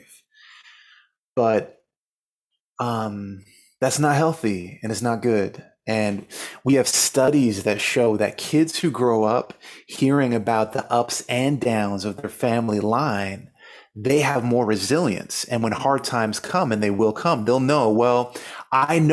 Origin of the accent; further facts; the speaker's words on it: Canada; now in Los Angeles, United States; I live in LA now. I grew up in Canada, of course, but I live in LA now